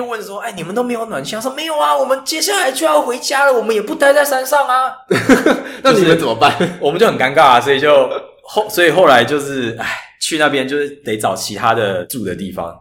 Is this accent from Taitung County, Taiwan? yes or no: no; Taichung, Taiwan; moved away as an adult; also born or lived in Beijing; 我是台中人